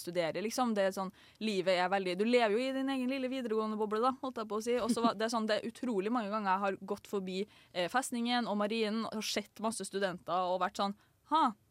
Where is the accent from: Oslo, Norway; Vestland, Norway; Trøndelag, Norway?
Trøndelag, Norway; Trondheim; jeg har vært her hele fuckings livet